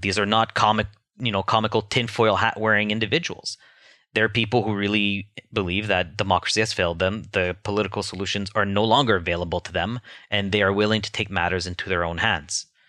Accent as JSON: {"language": "English", "country": "Canada", "said": "as a Canadian"}